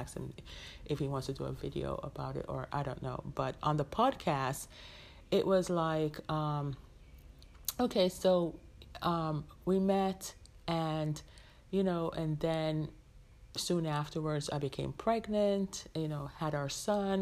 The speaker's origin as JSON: {"language": "English", "country": "Jamaica", "tie": "born or raised there", "moved": "yes", "said": "my hometown, which is in my home country, which is in Jamaica, the island Jamaica"}